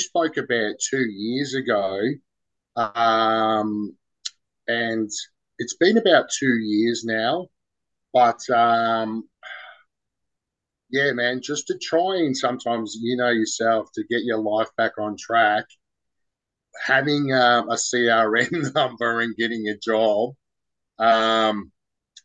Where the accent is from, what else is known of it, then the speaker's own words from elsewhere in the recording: Dandenong, Victoria, Australia; now in Mornington Peninsula, Australia; I was originally there, and now I'm on the peninsula.